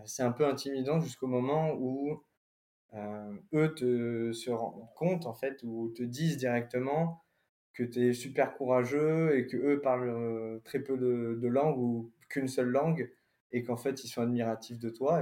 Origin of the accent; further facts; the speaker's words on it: France; accent: French accent in English; un accent français